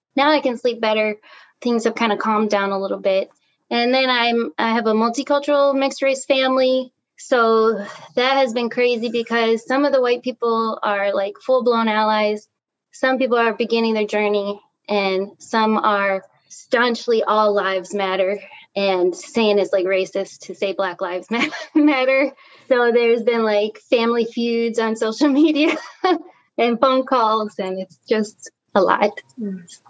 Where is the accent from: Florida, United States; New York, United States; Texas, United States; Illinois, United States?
Illinois, United States; Chicago; also born or lived in Wisconsin; I grew up in Chicago